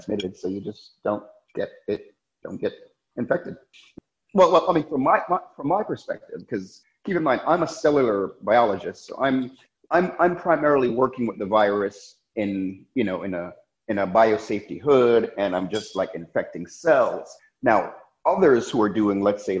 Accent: New York City, New York, United States; also born or lived in Jamaica / Rochester, New York / Manhattan, New York / France; I was born in Jamaica. My family moved here when I was about 6 years old. Then I grew up in Brooklyn, New York

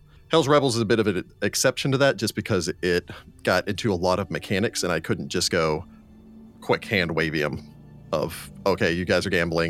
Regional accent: Brooksville, Florida, United States; Maybe that's because I'm from Hickville, aka Brooksville, Florida, just north of Tampa.

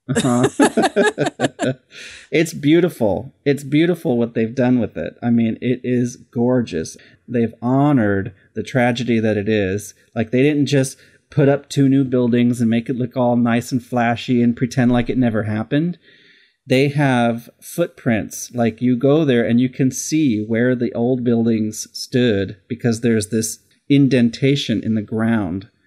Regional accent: Simi Valley, California, United States; I grew up in this really tiny little town called Simi Valley, California

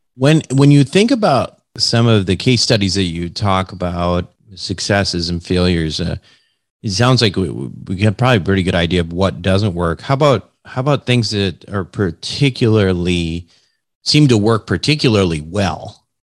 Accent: Minnesota, United States; I'm from Minnesota

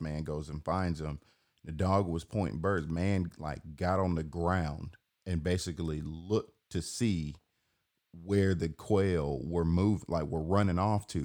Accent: Atlanta, Georgia, United States; I'm born and raised in Atlanta

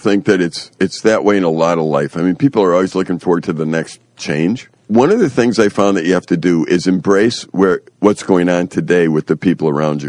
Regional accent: Sweden; I said, you know, I'm from Sweden. We like white skin.

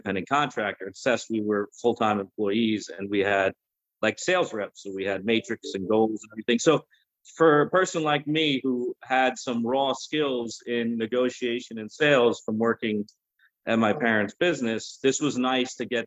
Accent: Long Island, New York, United States; I grew up in Long Island

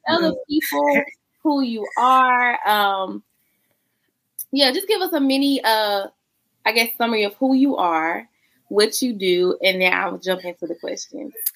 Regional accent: South Carolina, United States; I'm from South Carolina, child. So how I say mother it's gonna sound real different than how you say

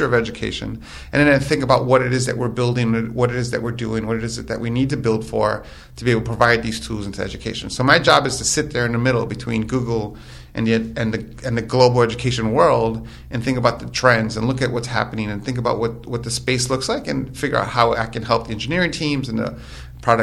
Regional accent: New York City, New York, United States; moved away; I'm originally from New York, born mm-hmm. and raised in New York.

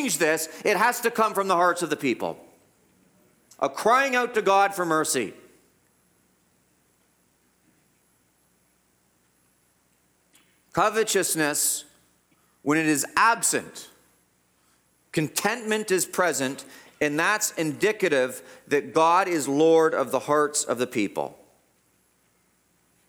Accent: Guelph, Ontario, Canada; I grew up in Guelph, the whole city was our playground

